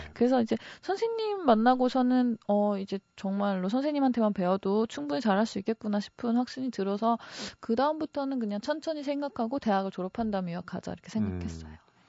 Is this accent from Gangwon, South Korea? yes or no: yes; Wonju, Gangwon, South Korea; 제가 강원도 원주 사람이잖아요